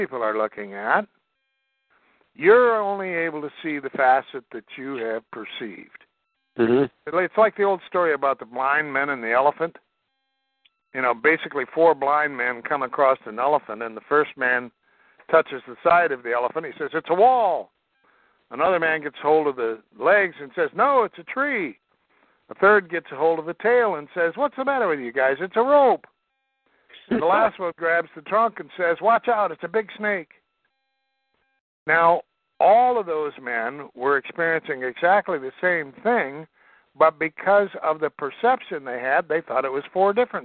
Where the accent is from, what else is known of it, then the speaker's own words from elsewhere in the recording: Iowa, United States; I'm from Iowa. I'm Iowa farm boy